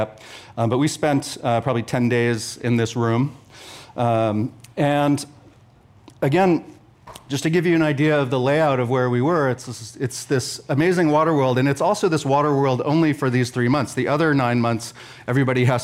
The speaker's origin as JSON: {"language": "English", "town": "Sausalito", "region": "California", "country": "United States", "tie": "born or raised there", "said": "I grew up in Sausalito on houseboats"}